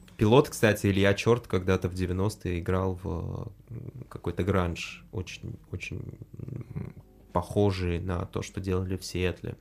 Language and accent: Russian; Russia; я вырос в, э, в России